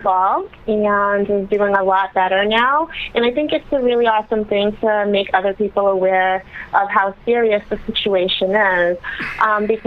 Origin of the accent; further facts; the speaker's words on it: Boston, Massachusetts, United States; also born or lived in Roxbury, Boston; I grew up in Alston, Brighton, but I'm currently living in Roxbury right now on Fort Hill